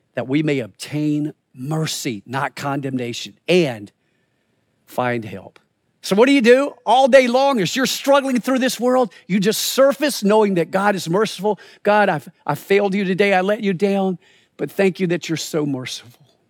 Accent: the Carolinas, United States; moved away as an adult; also born or lived in Springfield, Missouri; I grew up in the Carolinas

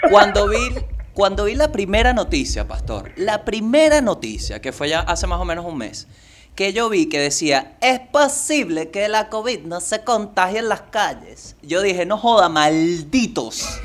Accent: La Guaira, Venezuela; Yo soy de La Guaira, bro. y la verdad es que en La Guaira hay muchas cosas que no te enseñan.

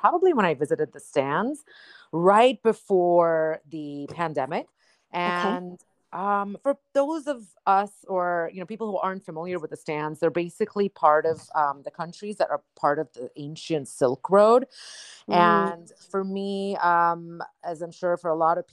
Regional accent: India; now in United States; as an Indian

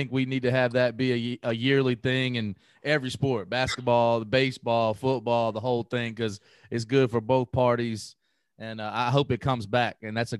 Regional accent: Tennessee, United States; We're from Tennessee, but obviously, you know, living in Memphis

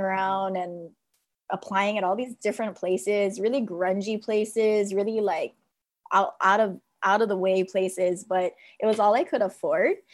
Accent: Mililani, Hawaii, United States; from Mililani, Mililani High School

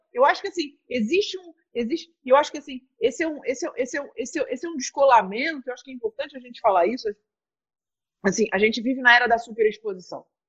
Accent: Vila Isabel, Rio de Janeiro, Brazil; nasci em Vila Isabel

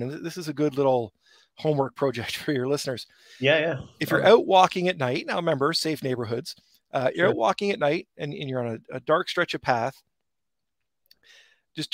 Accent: Brampton, Ontario, Canada; I grew up in Heart Lake

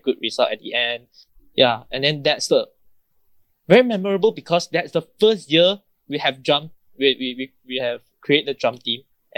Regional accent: Terengganu, Malaysia; I'm from Terengganu, my hometown is Terengganu, so I know this food

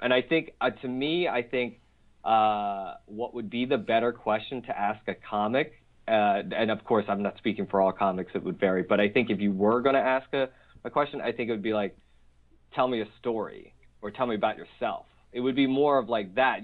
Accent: Philadelphia, Pennsylvania, United States; I grew up in Philly in terms of like blue collar

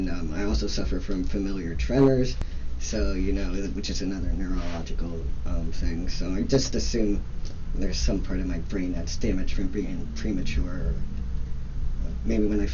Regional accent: Pennsylvania, United States; moved away as an adult; now in California, United States; I've been in California for 11 years. I grew up in Pennsylvania

